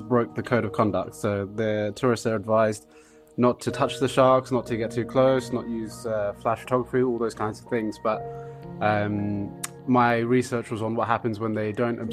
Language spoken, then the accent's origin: English; London, United Kingdom; I'm from South London, originally here in England